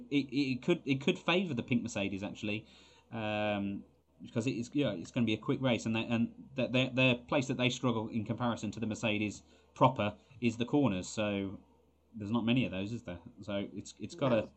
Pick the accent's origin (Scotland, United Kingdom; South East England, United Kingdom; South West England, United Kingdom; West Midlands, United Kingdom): Scotland, United Kingdom; you know we are Scottish.